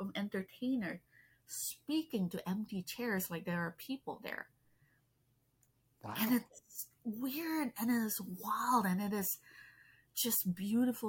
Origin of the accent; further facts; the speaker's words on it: Malaysia; English is a second language; I grew up in Malaysia